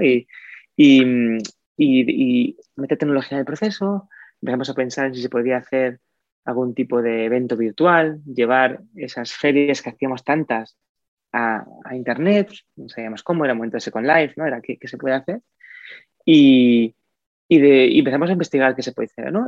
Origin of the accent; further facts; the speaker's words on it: Oviedo, Asturias, Spain; Yo de Oviedo